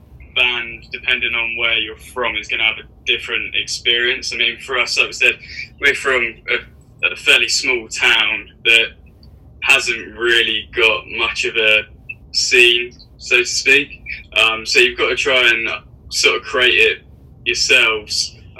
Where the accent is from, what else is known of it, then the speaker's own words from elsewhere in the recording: Aylesbury, South East England, United Kingdom; also born or lived in Brighton; we're from Aylesbury